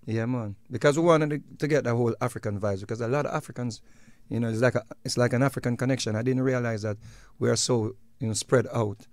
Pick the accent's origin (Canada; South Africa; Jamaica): Jamaica; we are Jamaican